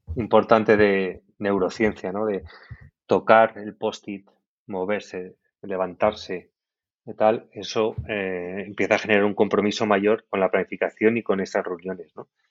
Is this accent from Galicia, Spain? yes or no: no; Valencian Community, Spain; yo que soy valenciano